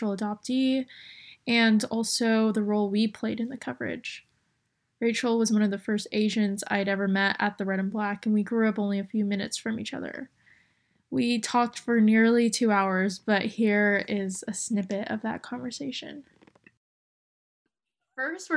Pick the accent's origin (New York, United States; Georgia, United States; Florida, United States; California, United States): Georgia, United States; Duluth; I was born in the suburbs of Atlanta. I grew up in a majority-minority community with people who looked like me